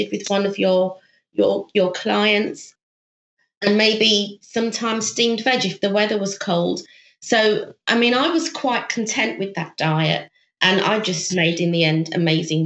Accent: United Kingdom; moved away as an adult; also born or lived in Thailand; now in South Korea; I'm actually British, but I'm working in South Korea

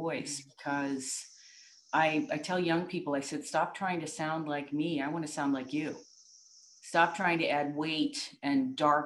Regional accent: New York, United States; I'm from New York State, and we had terrific music ed

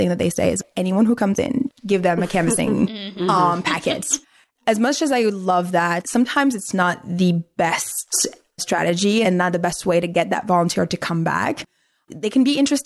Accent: Algeria; English is a second language; now in United States; So I'm from Algeria. I actually have a green card, but so I can't vote.

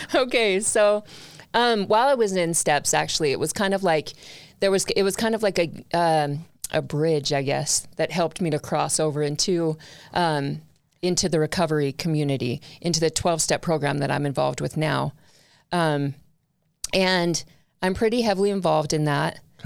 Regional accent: Long Beach, California, United States; I was born in Long Beach, California

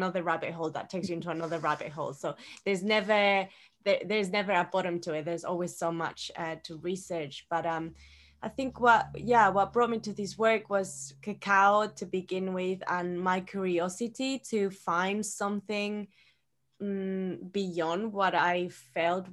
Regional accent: Ecuador; moved away; Growing up in Ecuador, I was always drinking cacao.

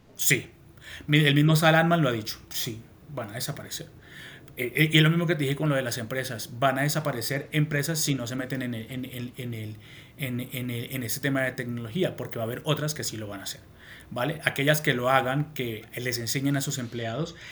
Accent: Colombia; moved away as an adult; now in Madrid, Spain; vivo en Madrid, capital, hace más de 12 años, eh, pero soy colombiano

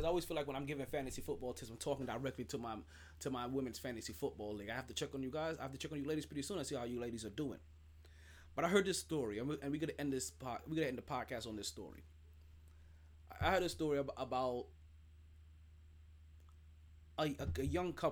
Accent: New York, United States; I'm a New Yorker through and through.

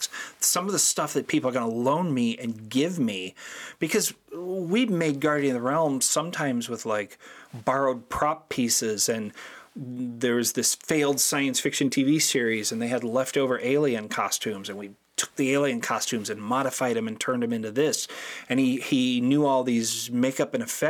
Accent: St. Louis, Missouri, United States; we're from St. Louis

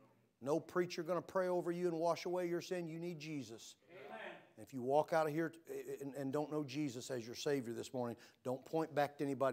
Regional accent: Florida, United States; I'm from Florida, right?

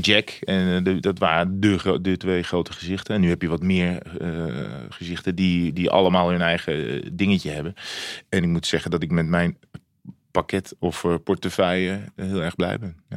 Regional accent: Breda, North Brabant, Netherlands; moved away; ik kom uit Breda vroeger bij NAC

